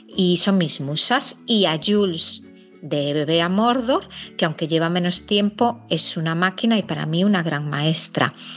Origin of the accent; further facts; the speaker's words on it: Galicia, Spain; mi comunidad Galicia